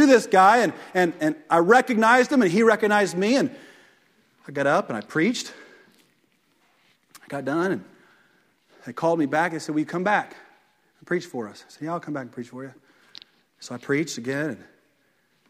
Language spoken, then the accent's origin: English; Fairland, United States; I grew up in Fairland